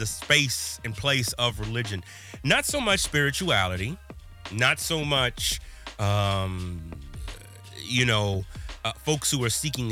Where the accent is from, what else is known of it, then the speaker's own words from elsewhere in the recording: Midwest, United States; here I am as a Midwesterner